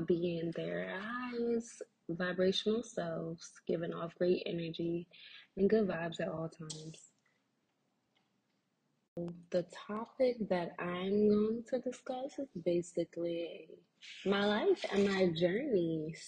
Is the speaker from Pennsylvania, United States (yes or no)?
yes; Philadelphia, Pennsylvania, United States; I am from Philly